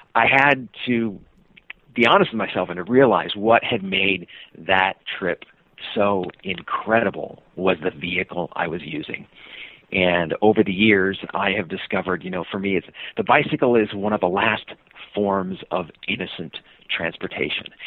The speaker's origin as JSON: {"language": "English", "town": "Sacramento", "region": "California", "country": "United States", "tie": "born or raised there", "moved": "as an adult", "lives_now": "Seattle, United States", "said": "I was born in Sacramento, California. Uh, moved up to Seattle"}